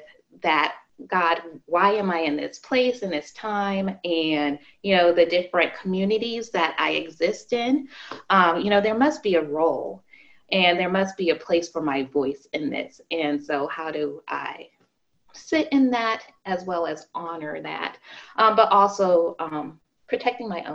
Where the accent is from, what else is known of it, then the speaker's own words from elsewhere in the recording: Arizona, United States; I grew up in Arizona